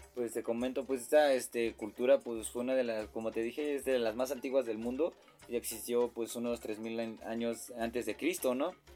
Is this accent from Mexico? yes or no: yes; Mexico; como nací aquí en México, pues sí me agrada, me agrada todo lo que hay aquí en mi país natal.